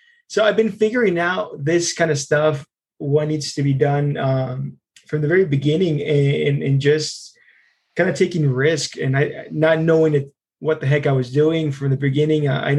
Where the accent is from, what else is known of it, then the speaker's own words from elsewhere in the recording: Longmont, Colorado, United States; I grew up in Longmont. I grew up when it was much smaller in the early 90s.